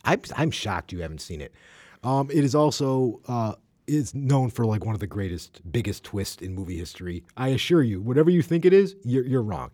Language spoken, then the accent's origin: English; United States; as an American